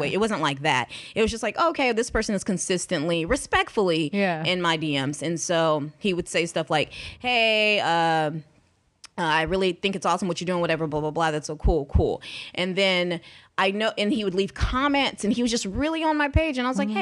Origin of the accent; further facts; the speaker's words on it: Houston, Texas, United States; we are from the same city, which is Houston